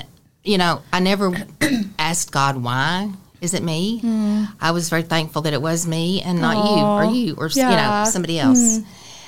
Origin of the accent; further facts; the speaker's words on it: Texas, United States; I'm from Texas